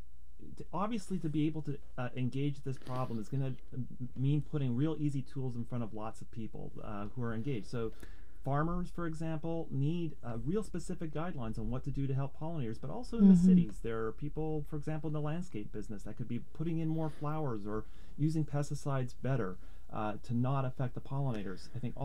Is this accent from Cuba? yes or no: no; Canada; now in United States; Well, you know, I came from Canada, and the one thing I was really struck by is that Oregonians really care about pollinators